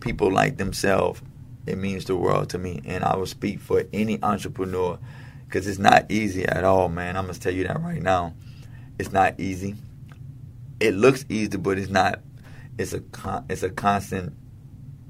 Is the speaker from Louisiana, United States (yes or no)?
yes; New Orleans, Louisiana, United States; also born or lived in California; Growing up in the Seventh Ward, especially when I'm 37 years old